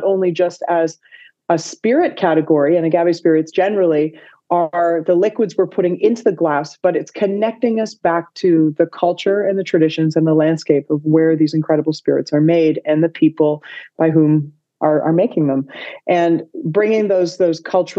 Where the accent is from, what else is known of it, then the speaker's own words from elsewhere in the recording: Toronto, Ontario, Canada; moved away as an adult; also born or lived in Vancouver; I'm born and raised in Toronto, but I moved to Vancouver in 2007.